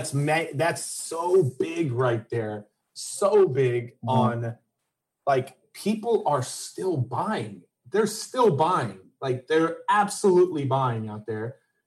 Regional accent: Texas, United States; I'm from Texas.

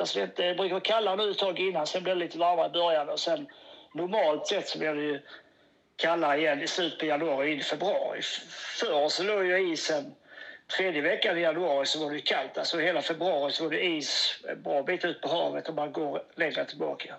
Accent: Åhus, Skåne, Sweden; also born or lived in Kristianstad; now in Malmö, Sweden; jag är ju uppväxt på Öst-, det är Åhus, bott i Kristianstad, där fiskat.

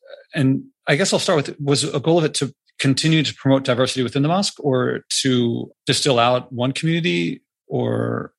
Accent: Philadelphia, Pennsylvania, United States; growing up in America, in Philadelphia.

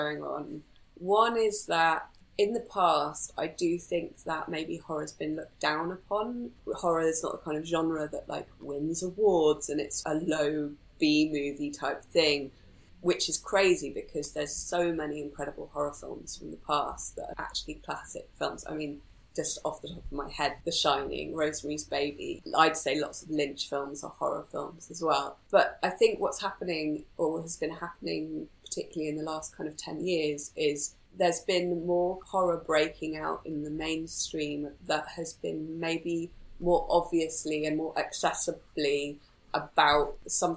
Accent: Wales, United Kingdom; also born or lived in Aberystwyth; I grew up in Wales, in rural countryside, but eventually moved to the closest bigger town, which was Aberystwyth.

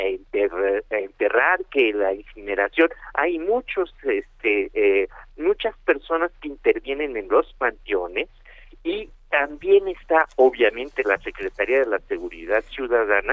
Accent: Mexico; somos nosotros los mexicanos

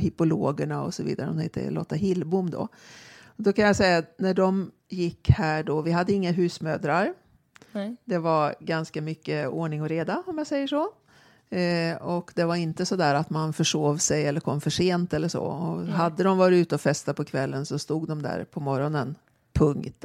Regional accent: Karlstad, Värmland, Sweden; now in Stockholm, Sweden; jag växte upp på ridskolan i Karlstad

